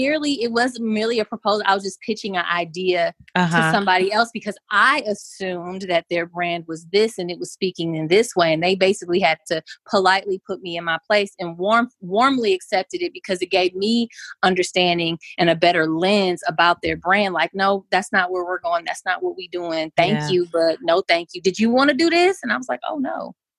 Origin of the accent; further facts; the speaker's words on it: Wisconsin, United States; You know, I'm from Wisconsin. We do custard here.